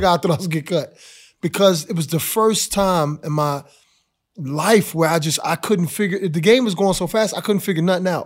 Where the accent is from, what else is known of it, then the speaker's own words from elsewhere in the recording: Philadelphia, Pennsylvania, United States; growing up in Philly was myself, Kobe, Alvin Williams